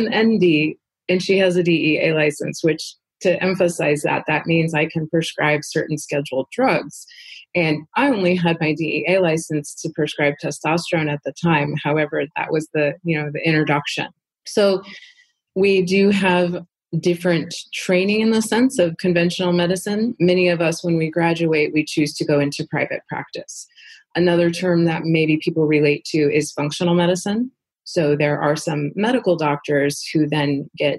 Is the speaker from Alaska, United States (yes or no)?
yes; Southeast Alaska, United States; I was raised in Southeast Alaska on salmon from my own family catching it